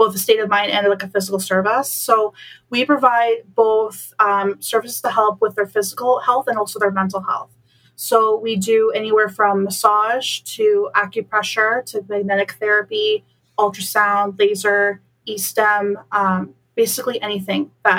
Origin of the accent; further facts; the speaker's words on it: Bolton, Ontario, Canada; moved away as an adult; now in Waterloo, Canada; I was born and raised in beautiful Bolton, Ontario.